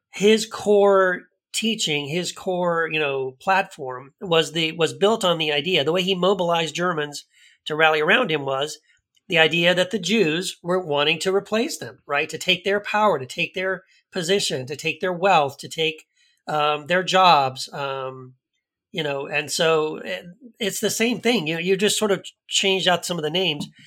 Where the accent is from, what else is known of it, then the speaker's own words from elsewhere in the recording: El Paso, Texas, United States; I grew up in El Paso, Texas, uh, was raised in a conservative Christian home